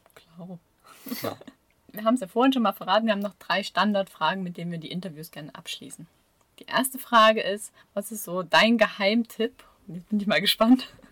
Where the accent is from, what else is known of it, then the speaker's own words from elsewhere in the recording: Ore Mountains, Saxony, Germany; now in Swabian Jura, Germany; ich bin ja nicht von hier. Da ne? Hört man ja vielleicht auch. Ich komme ja aus dem Erzgebirge